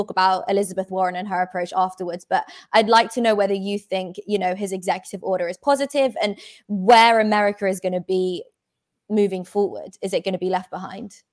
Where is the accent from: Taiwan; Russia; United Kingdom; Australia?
United Kingdom; I'm British